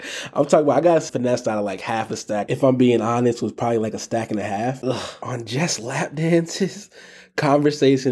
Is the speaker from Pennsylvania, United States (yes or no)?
yes; Philadelphia, Pennsylvania, United States; now in Minneapolis, United States; Philadelphia is my soul, but Minneapolis has my heart